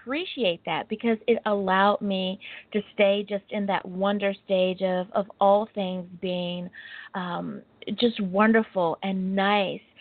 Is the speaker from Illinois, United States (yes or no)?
no; Hampton Roads, Virginia, United States; now in Long Beach, United States; I am originally from the Hampton Roads area of Virginia, so I am a Southerner. I live in Long Beach, California.